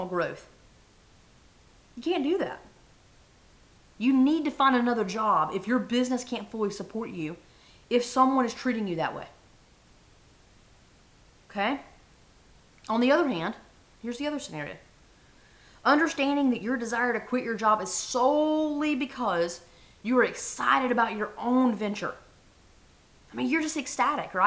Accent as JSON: {"language": "English", "region": "the South", "country": "United States", "tie": "born or raised there", "said": "I was raised in the South."}